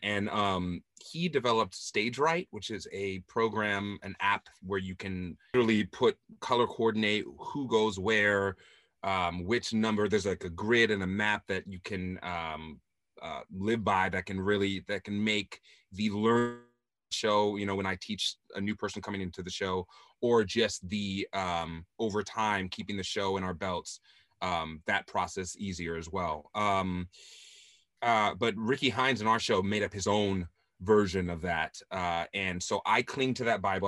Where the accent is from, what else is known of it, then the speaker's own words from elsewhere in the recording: Southern California, United States; I'm from Southern California